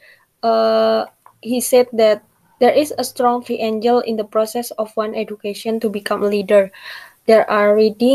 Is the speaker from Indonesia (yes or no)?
yes; Indonesia; I'm from Indonesia. I'm studying in Brawijaya University.